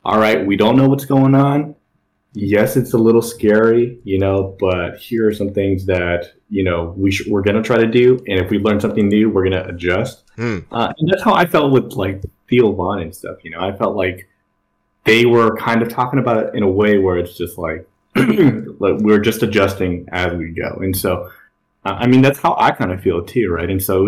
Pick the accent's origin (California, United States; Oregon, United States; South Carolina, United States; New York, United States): California, United States; Long Beach; I come from Long Beach, right? My parents are immigrants